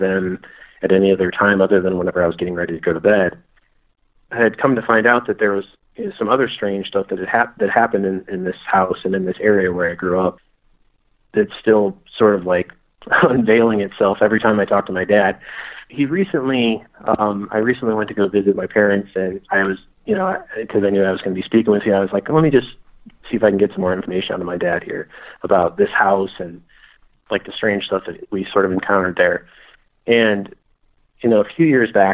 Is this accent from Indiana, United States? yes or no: yes; Crown Point, Indiana, United States; whenever I was a kid growing up in Northwest Indiana